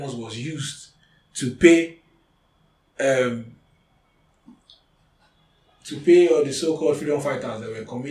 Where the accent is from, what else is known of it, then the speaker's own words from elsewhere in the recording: Eastern Nigeria, South East Nigeria, Nigeria; I'm from the Eastern Extraction